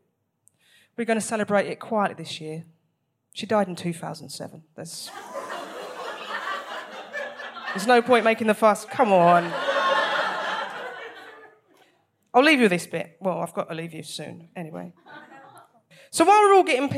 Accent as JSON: {"language": "English", "region": "London", "country": "United Kingdom", "said": "I'm from South London"}